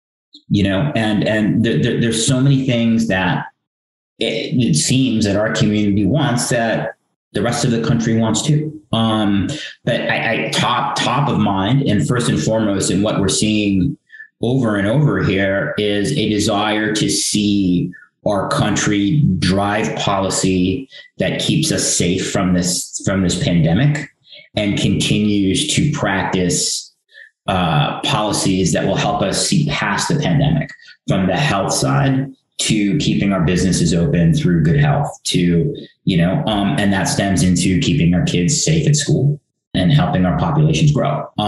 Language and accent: English; United States; And I do consider myself, I mean, I'm an American. People ask me what I'm like. I'm an Indian American.